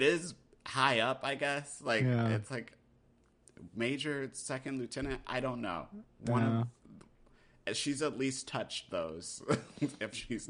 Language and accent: English; North Dakota, United States; born there; also born or lived in Germany / South Carolina / Texas / Maryland; Basically, I grew up everywhere. I'm a military brat. I grew up, I was born in North Dakota.